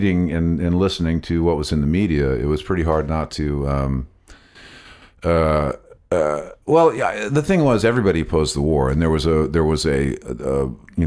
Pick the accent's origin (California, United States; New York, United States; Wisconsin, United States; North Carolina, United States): California, United States; Southern; moved away; born and bred in Southern California on the coast during the late 60s.